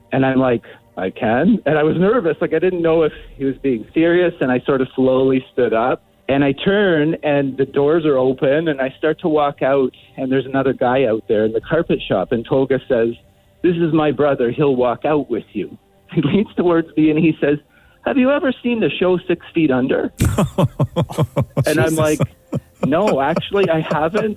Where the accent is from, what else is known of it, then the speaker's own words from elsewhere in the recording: Canada; I'm Canadian.